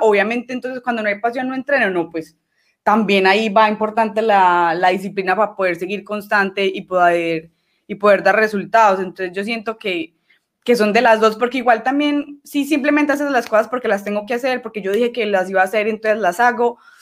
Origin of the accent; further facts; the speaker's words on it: Medellín, Antioquia, Colombia; Yo soy de Medellín, que el departamento es Antioquia